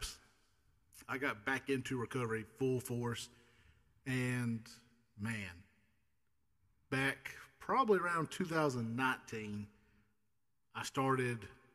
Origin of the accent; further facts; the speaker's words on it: Clara, Mississippi, United States; born and raised here in Mississippi